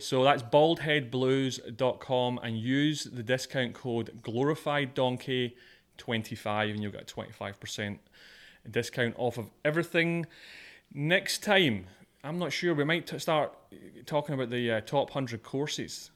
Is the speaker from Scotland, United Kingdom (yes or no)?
yes; Scotland, United Kingdom; moved away; I'm Scottish